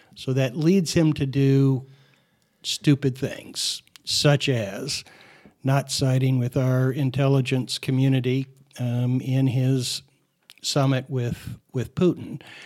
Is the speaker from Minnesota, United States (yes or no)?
no; Phoenix, Arizona, United States; as a, uh, child growing up in Phoenix, I was an avid, uh, L A Dodger fan.